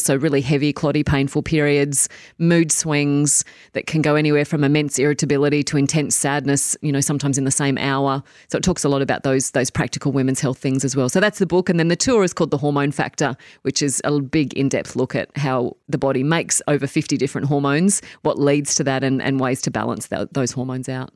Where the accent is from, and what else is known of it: Tamworth, New South Wales, Australia; born or raised there; moved away as an adult; now in New Zealand